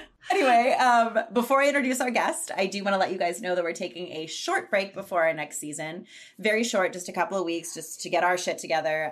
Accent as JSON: {"language": "English", "region": "southwestern Pennsylvania", "country": "United States", "moved": "yes", "lives_now": "Los Angeles, United States", "said": "I'm from southwestern Pennsylvania, and I was just back there for two weeks."}